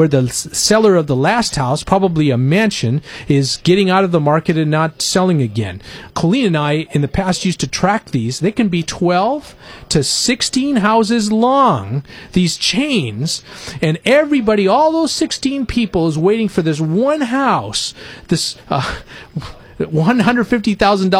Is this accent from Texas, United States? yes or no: no; Winters, California, United States; the little town I grew up in Winters, California